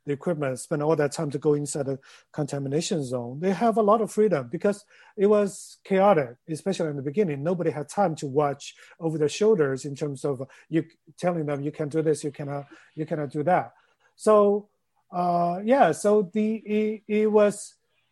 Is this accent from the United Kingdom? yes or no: no; Chengdu, Sichuan, China; moved away; Chengdu, where my hometown is.